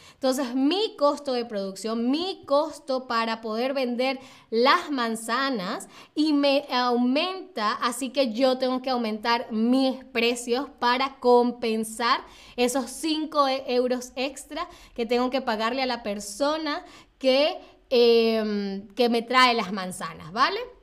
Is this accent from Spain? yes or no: no; Venezuela; moved away; yo vengo de Venezuela